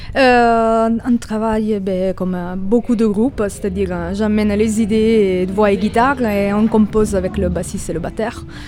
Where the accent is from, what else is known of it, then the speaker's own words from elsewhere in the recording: Italy; French is a second language; now in Toulouse, France; je suis italienne